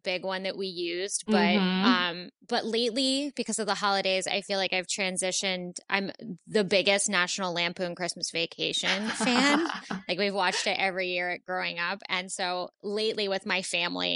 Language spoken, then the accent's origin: English; Pennsylvania, United States; also born or lived in New York / Maryland; now in Washington, D.C., United States; I'm actually originally from Pennsylvania